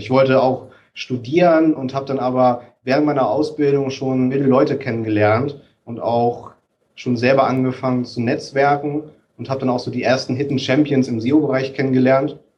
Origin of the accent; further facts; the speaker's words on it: Kiel, Schleswig-Holstein, Germany; die dann auf der Kieler Woche, ich bin ja in Kiel groß geworden, für einen Euro jeweils das Stück vertickt